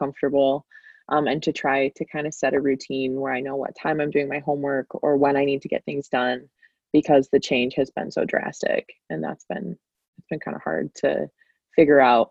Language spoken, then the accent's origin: English; Traverse City, Michigan, United States; also born or lived in Allendale, Michigan; I'm from Traverse City